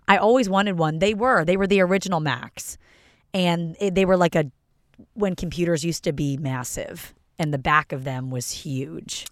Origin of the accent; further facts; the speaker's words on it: Philadelphia, Pennsylvania, United States; moved away; I'm from Philly